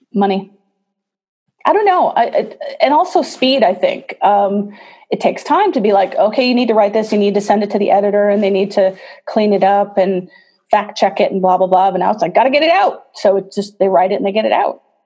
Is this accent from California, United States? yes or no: no; La Crosse, Wisconsin, United States; moved away as an adult; now in New York, United States; I grew up on the west side of Wisconsin